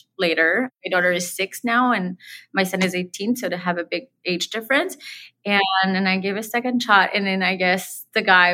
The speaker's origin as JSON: {"language": "English", "town": "Montreal", "region": "Quebec", "country": "Canada", "tie": "born or raised there", "also_born_or_lived": "Los Angeles", "first_language": "French", "second_language": "English", "said": "Born and raised in Montreal, and then when I was 19, I moved to LA with my one-year-old son."}